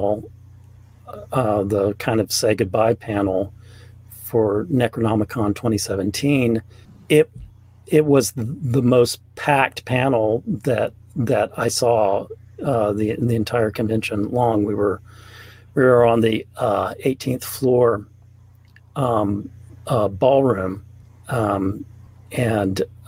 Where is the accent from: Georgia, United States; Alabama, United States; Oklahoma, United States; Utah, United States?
Alabama, United States; Mobile; also born or lived in Birmingham, Alabama; I grew up in Alabama. I grew up in Mobile